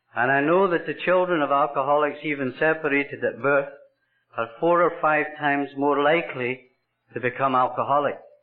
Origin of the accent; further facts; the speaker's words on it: Scotland, United Kingdom; now in Canada; I was born in Scotland, and I'm half Irish and I'm half Scots.